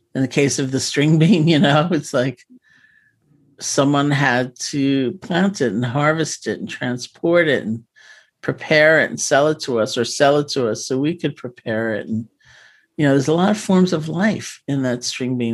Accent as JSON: {"language": "English", "town": "New York City", "region": "New York", "country": "United States", "tie": "born or raised there", "said": "I grew up in New York City"}